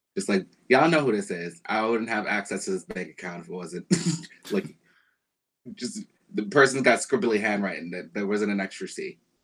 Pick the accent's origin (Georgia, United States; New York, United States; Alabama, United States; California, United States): New York, United States; New York City; I grew up in Bed-Stuy